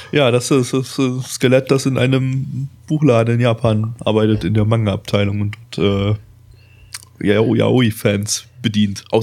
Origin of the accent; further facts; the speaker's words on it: Germany; Das sind so die einzigen Ausländer-Klischees, die man als Deutscher noch witzig finden darf.